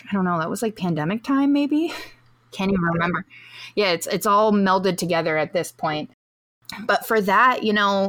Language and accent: English; Hawaii, United States; As a Hawaiian